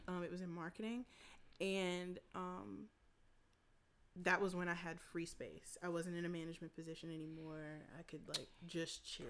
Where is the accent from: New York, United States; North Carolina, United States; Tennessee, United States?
North Carolina, United States; Winston-Salem; I grew up in Winston Salem